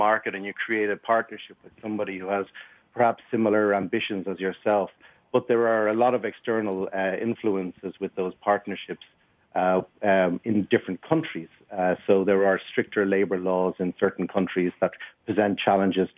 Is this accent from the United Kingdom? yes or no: no; Ireland; being on a small rock in the middle of the Atlantic Ocean